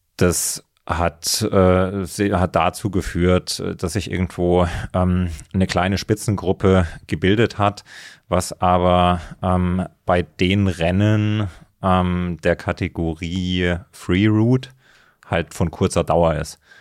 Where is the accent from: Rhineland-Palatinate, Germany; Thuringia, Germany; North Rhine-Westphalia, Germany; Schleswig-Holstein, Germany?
Thuringia, Germany; moved away as an adult; also born or lived in Leipzig / Berlin; ich bin in, in, in Thüringen aufgewachsen, im Mittelgebirge